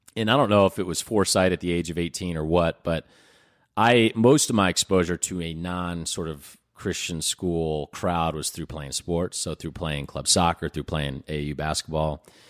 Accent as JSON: {"language": "English", "town": "Indianapolis", "region": "Indiana", "country": "United States", "tie": "born or raised there"}